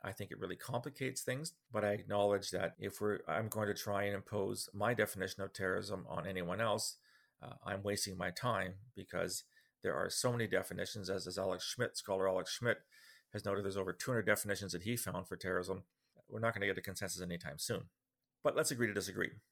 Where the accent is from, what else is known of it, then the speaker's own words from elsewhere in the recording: Ottawa, Ontario, Canada; I am from Ottawa